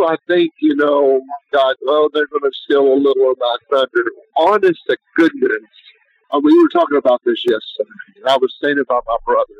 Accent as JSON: {"language": "English", "town": "Beaver Dam", "region": "Kentucky", "country": "United States", "moved": "yes", "said": "I'm from Beaverdam, Kentucky."}